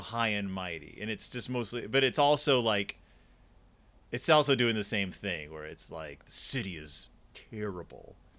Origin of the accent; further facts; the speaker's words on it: Houston, Texas, United States; I am from Houston, Texas